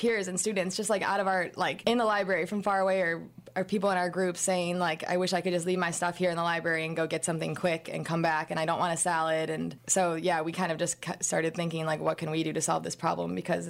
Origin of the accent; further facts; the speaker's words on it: Chicago, Illinois, United States; moved away as an adult; also born or lived in Texas; Yeah, and I'm from Chicago. I wanted to get out of the Midwest.